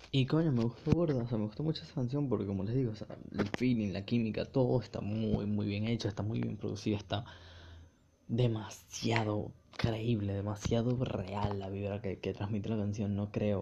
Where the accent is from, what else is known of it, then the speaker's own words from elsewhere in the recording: Venezuela; Yo como venezolano me, gusta mucho el reggaetón, porque crecí en el Caribe